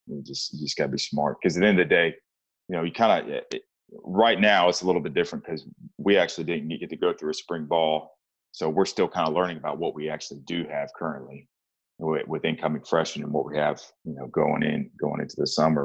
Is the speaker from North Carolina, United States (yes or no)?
yes; Charlotte, North Carolina, United States; moved away as an adult; now in East Texas, United States; I was born and raised in Charlotte, North Carolina